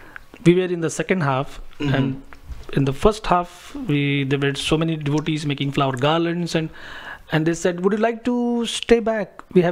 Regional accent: Mumbai, Maharashtra, India; So Mumbai is one of the major cities of India. I was born and brought up in Mumbai.

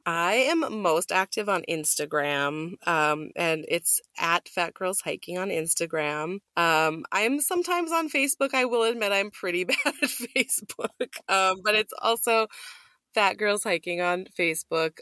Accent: Minnesota, United States; moved away; Minnesota, my home state

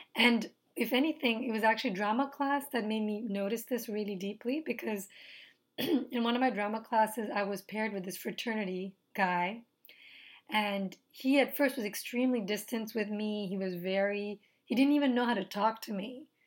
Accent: Nepal; moved away; I'm from Nepal

